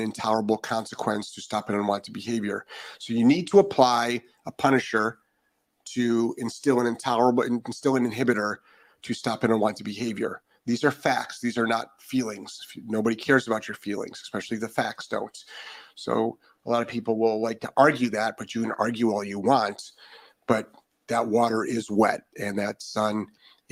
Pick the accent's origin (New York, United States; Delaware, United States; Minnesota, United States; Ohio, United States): Ohio, United States; now in Florida, United States; I'm originally from Ohio.